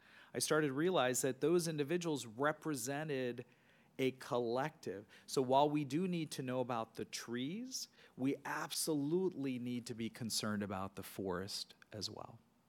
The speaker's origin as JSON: {"language": "English", "town": "Cincinnati", "region": "Ohio", "country": "United States", "said": "And so I'm from Cincinnati, so it's Joe Burrow, but you name your quarterback."}